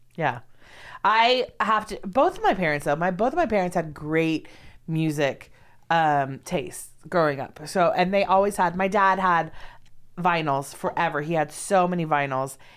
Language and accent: English; Los Angeles, California, United States; also born or lived in San Diego; Growing up in Los Angeles